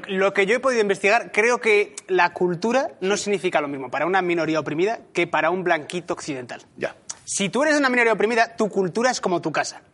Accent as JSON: {"language": "Spanish", "region": "Basque Country", "country": "Spain", "said": "yo ya soy de una minoría racial, soy vasco."}